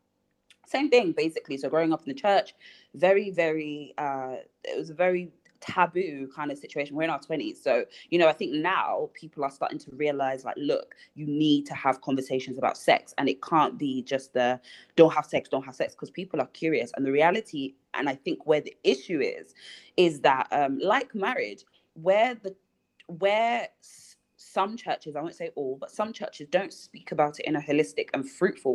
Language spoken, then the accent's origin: English; Nigeria; being Nigerian